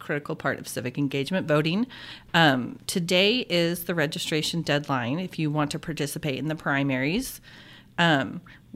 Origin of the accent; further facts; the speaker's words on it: Arkansas, United States; now in Oklahoma, United States; I grew up in Arkansas, which has open primaries.